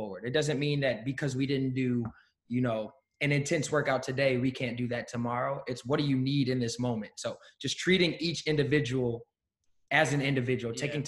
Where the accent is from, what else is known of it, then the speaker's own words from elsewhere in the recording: Maryland, United States; also born or lived in Pennsylvania; now in Philadelphia, United States; we grew up together in Maryland